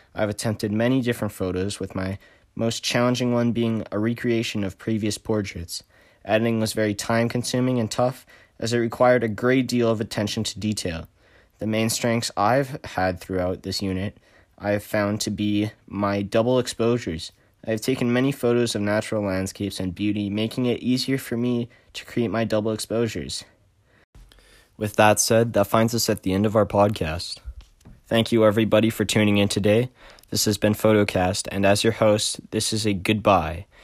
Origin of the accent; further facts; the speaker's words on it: Canada; as a Canadian